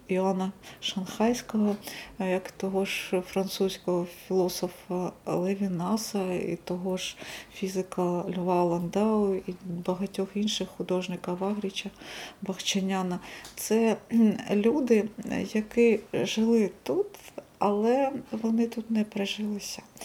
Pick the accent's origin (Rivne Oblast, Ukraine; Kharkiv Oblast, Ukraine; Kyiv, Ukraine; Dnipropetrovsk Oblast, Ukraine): Kharkiv Oblast, Ukraine; Kharkiv; Харків це не просто місто, де я народилася